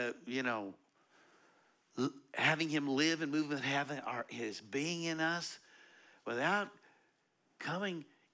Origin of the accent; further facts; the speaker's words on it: United States; I grew up in America